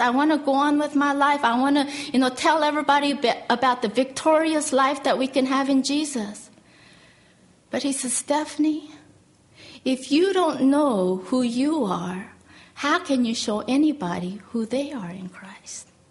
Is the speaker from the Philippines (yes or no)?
no; South Korea; moved away; I was born in Korea and uh, I was born right after the Korean War